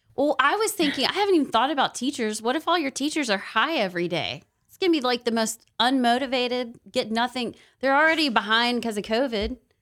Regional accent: Knoxville, Tennessee, United States; now in Alabama, United States; I'm from Knoxville

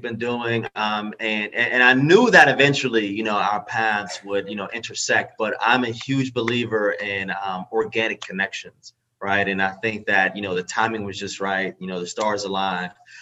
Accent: Pittsburgh, Pennsylvania, United States; I'm from Pittsburgh.

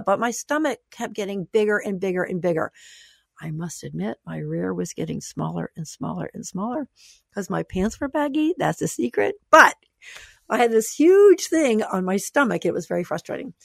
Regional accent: the South, United States; I grew up in the South

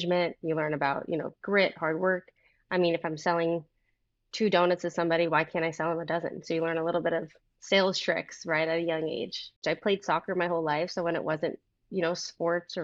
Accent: Fort Lauderdale, Florida, United States; I'm based in Fort Lauderdale. I grew up in Fort Lauderdale. I am a sunshine kid

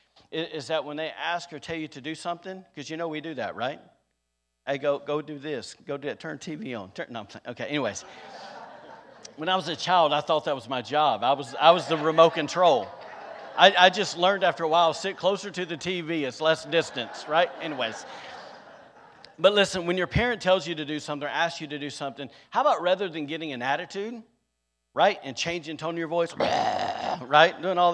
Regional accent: the South, United States; now in Rockport, United States; I was from the South

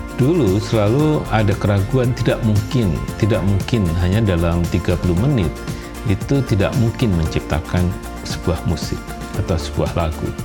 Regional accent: Indonesia

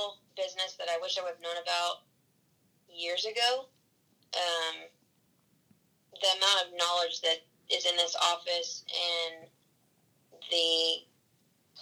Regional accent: Texas, United States; Growing up in Texas

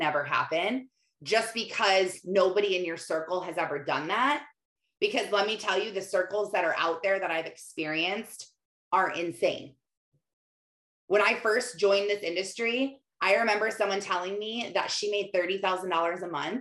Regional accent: Michigan, United States; I was in my hometown of tiny town, farm town, where all my neighbors are farmers in Michigan, living on a dead end dirt road my whole life

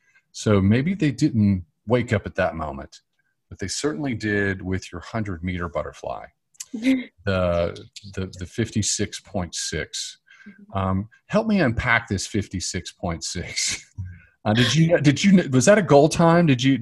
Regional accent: Charlotte, North Carolina, United States; I grew up in Charlotte.

